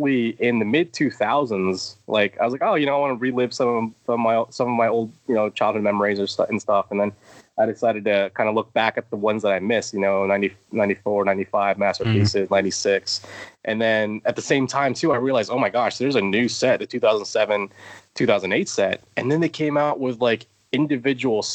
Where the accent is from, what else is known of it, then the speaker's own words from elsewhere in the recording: Tampa, Florida, United States; also born or lived in Georgia / Indiana; now in Pennsylvania, United States; I'm Floridian because I spent most of my life there